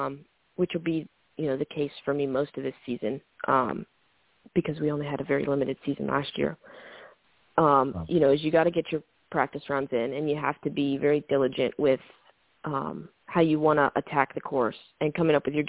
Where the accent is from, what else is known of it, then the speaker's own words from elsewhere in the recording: Georgia, United States; growing up in Georgia